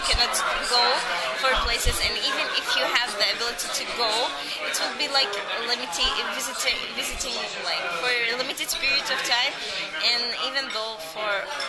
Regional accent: Bethlehem, West Bank, Palestine; born there; English is a second language; Yes, I was born in Bethlehem.

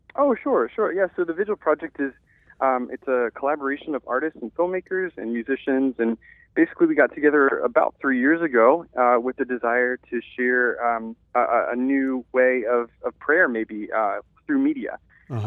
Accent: Louisiana, United States; born and raised in a small town

